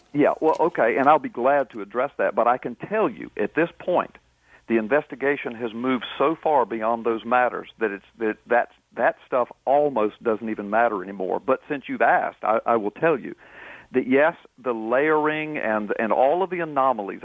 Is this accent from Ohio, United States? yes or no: no; Florida, United States; I was born in Florida